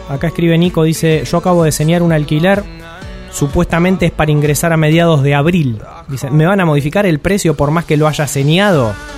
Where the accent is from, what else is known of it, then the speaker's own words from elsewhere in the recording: Argentina; como argentinos